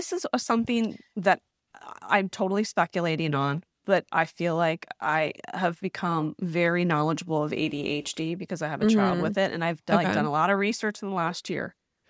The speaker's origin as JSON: {"language": "English", "country": "United States", "said": "I'm going to make it work because I'm an American woman, which we can relate to."}